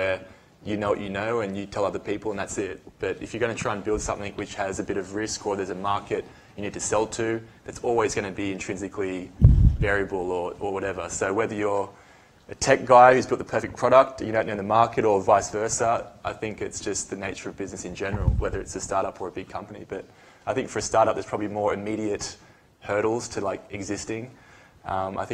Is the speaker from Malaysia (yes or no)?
no; Australia; moved away as an adult; also born or lived in United States; I'm from Australia